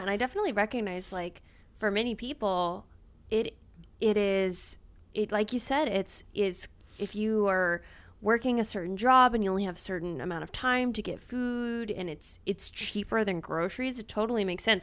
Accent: Louisiana, United States; I'm from Louisiana

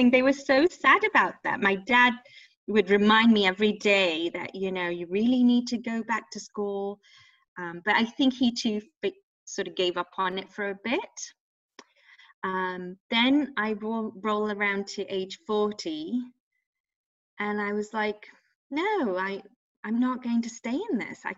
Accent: England, United Kingdom; Like these were not options when I grew up in England.

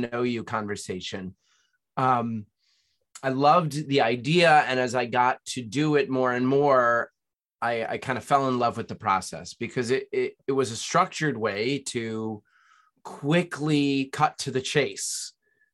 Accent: Nyack, New York, United States; raised in Nyack, New York, little town north of New York City

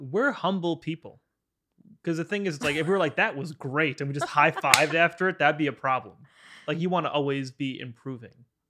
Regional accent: Long Island, New York, United States; I'm from Long Island

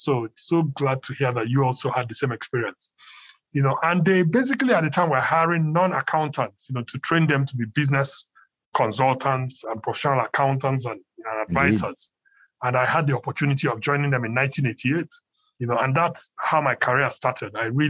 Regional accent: Nigeria; they basically lived in Nigeria, or we lived where we're Nigerians. I grew up in Nigeria

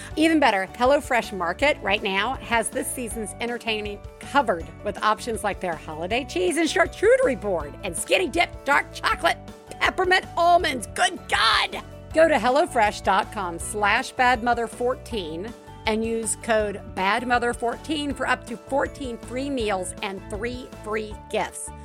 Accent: the South, United States; I'm from the South

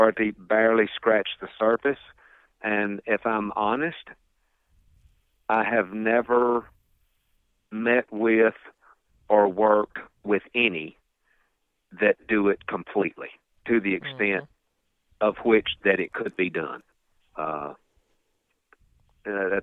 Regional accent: Piedmont of North Carolina, United States; I was growing up in the Piedmont of North Carolina on a small farm

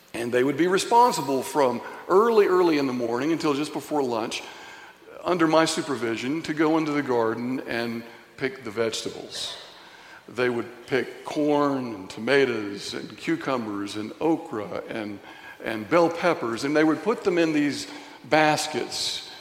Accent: Signal Mountain, Tennessee, United States; growing up in Signal Mountain, Tennessee, going to Signal Mountain Elementary School on the playground

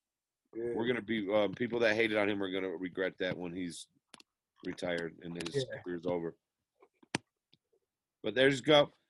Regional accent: Minneapolis, Minnesota, United States; Minneapolis, my hometown, South Side.

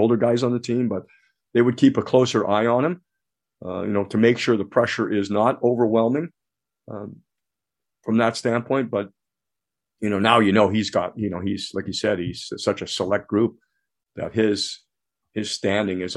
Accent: Ontario, Canada; now in United States; I have dual citizenship now, so I'm American and Canadian, but of course, naturalized American, born in Canada.

